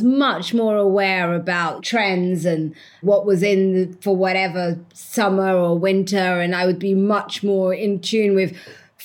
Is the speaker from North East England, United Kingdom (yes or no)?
no; London, United Kingdom; I was the girl from Walthamstow with the blue Air Jordans